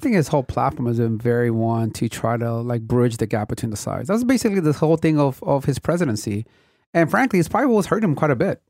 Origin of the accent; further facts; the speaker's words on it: Compton, California, United States; I grew up in Compton in an era where the city was going through a major transition